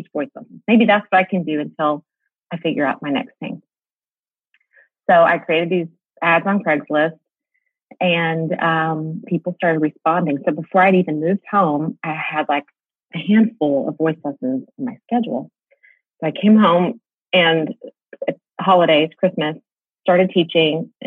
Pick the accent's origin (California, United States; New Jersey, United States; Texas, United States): Texas, United States; Mansfield; also born or lived in Nashville; I'm from the Dallas-Fort Worth area as well, born and raised here in a community called Mansfield, Texas.